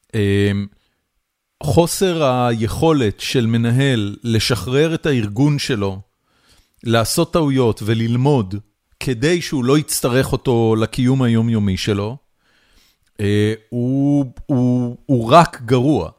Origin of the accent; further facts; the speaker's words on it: Haifa, Haifa District, Israel; אני גדלתי בחיפה, אני גדלתי בסביבה סופר עירונית, בורגנית